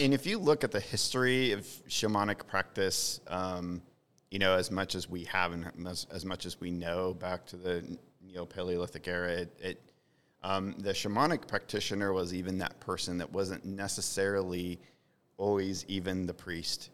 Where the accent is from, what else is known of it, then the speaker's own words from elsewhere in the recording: the Ozarks, United States; I was from the Ozarks